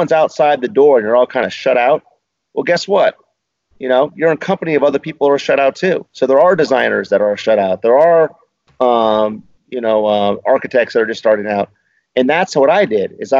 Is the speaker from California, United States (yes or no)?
yes; Bay Area, California, United States; moved away as an adult; now in Newport Beach, United States; I'm from the Bay Area